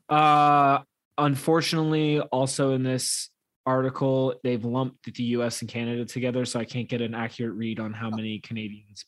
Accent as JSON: {"language": "English", "country": "United States", "said": "as an American"}